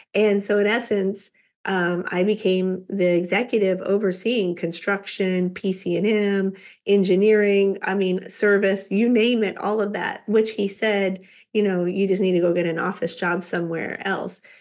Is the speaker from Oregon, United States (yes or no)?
no; Kansas, United States; Kansas girl